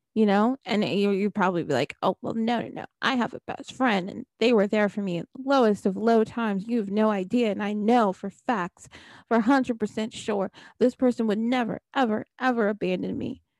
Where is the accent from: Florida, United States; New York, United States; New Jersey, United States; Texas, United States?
New Jersey, United States; I'm from New Jersey